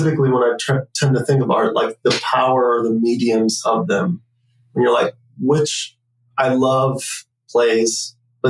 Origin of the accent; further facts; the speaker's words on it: Wisconsin, United States; moved away; also born or lived in West Michigan / Tulsa; I'm from Wisconsin